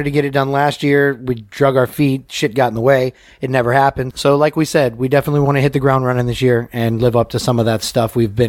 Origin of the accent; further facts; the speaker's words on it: the South, United States; I grew up a Southern boy. My mother was Southern as well.